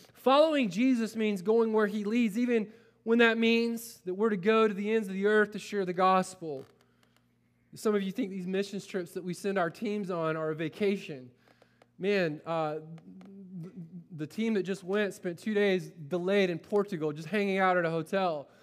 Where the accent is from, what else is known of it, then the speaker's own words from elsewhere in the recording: Polk County, Florida, United States; moved away; I grew up in Polk County, Florida with a bunch of rednecks